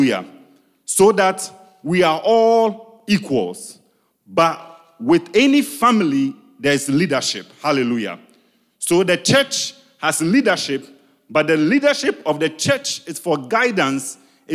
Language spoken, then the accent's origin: English; Ghana; English is a second language; I'm Ghanaian. There are things that I say in my local dialect that does not have the English translation